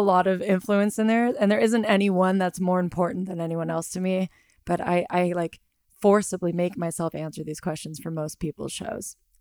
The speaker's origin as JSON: {"language": "English", "region": "Southern California", "country": "United States", "said": "I am from Southern California"}